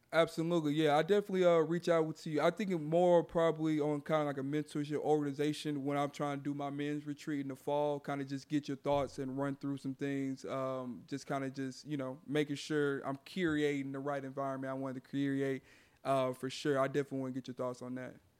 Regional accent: Houston, Texas, United States; my hometown here in Houston

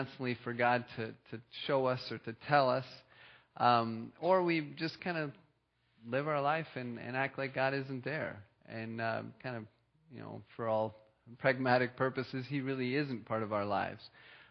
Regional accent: France; moved away; I was born and I raised in France

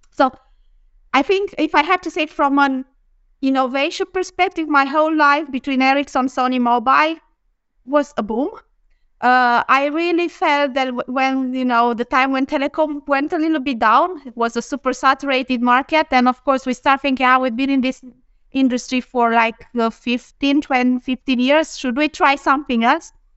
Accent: Romania; moved away as an adult; also born or lived in Bucharest, Romania / Denmark / Lund, Sweden; now in Sweden; I'm from Romania. I'm in Bucharest

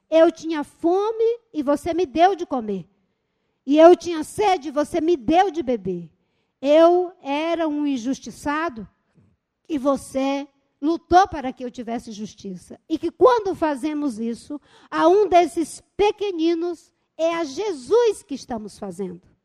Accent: Seringal Bagaço, near Rio Branco, Acre, Brazil; Eu nasci no seringal, no seringal bagaço

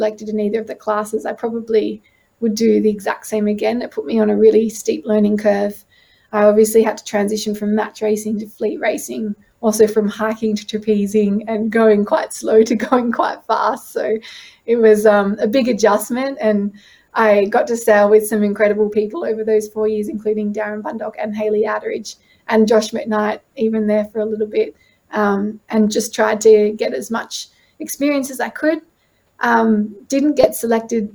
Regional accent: Pittwater, New South Wales, Australia; I grew up on Pittwater

